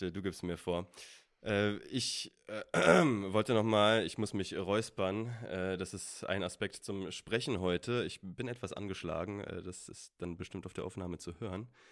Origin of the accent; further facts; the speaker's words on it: Berlin, Germany; also born or lived in Wales; wir kommen beide aus Berlin